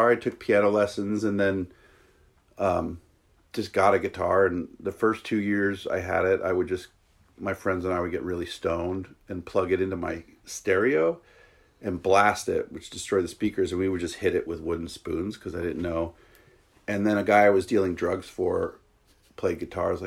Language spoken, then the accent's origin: English; New York, United States; also born or lived in Wisconsin / Seattle / San Francisco / Los Angeles; now in Whidbey, United States; I'm from New York originally, and I like bounced around. I went to college in Wisconsin, and then was in Seattle for eight years a while back, and then went to San Francisco and L.A.